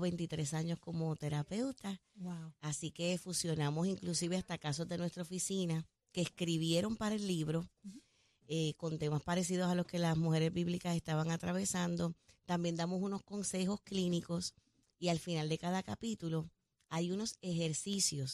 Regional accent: Puerto Rico; como puertorriqueña y como mujer

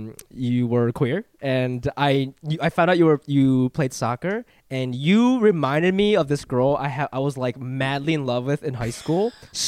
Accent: Columbus, Ohio, United States; I'm a Midwest Asian. I'm from Ohio

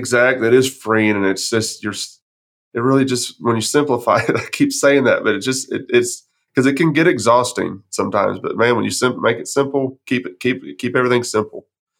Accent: Texas, United States; I'm pretty from West Texas, and we do know everything down in West Texas.

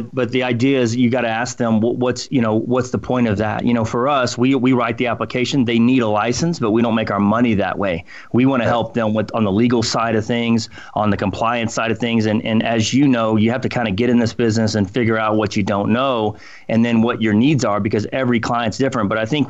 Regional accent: Colorado, United States; And this is new for us because we grew up in Colorado and everything

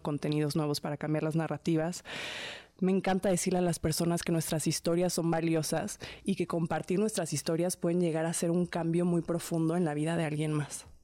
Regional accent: Mexico; soy mexicana

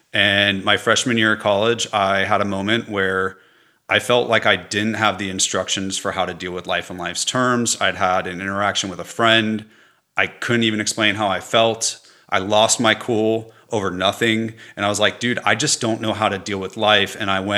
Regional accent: Los Angeles, California, United States; California. In Los Angeles.

